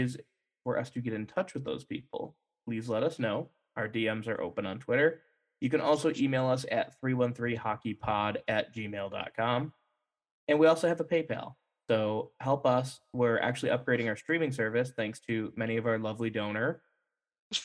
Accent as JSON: {"language": "English", "town": "Macomb", "region": "Michigan", "country": "United States", "tie": "born or raised there", "moved": "as an adult", "lives_now": "Pittsburgh, United States", "said": "I grew up in Macomb, right around the corner"}